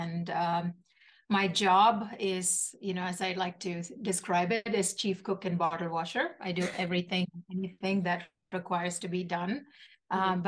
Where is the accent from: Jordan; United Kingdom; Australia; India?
India; Kochi, Kerala; moved away as an adult; now in United States; I grew up in Kochi, Kerala, India, which is in the southern part of India.